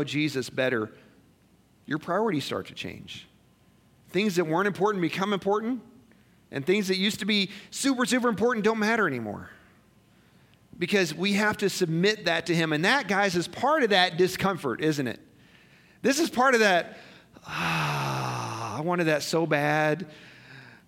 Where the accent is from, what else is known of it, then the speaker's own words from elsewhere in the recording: Missouri, United States; moved away as an adult; also born or lived in Colorado; I grew up in Missouri. I gave my life to Christ in Missouri. I went to Bible college in Missouri